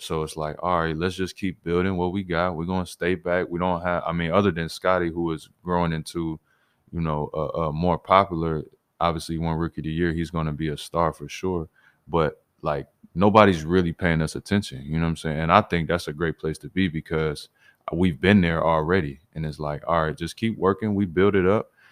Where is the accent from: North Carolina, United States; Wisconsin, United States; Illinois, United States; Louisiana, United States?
Illinois, United States; moved away as an adult; now in Toronto, Canada; I grew up in Illinois